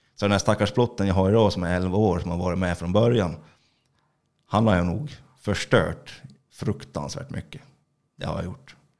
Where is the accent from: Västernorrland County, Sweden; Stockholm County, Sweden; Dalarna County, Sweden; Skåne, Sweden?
Dalarna County, Sweden; Orsa; jag är … från Orsa